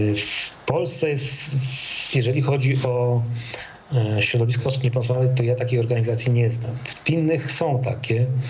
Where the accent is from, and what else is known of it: Poland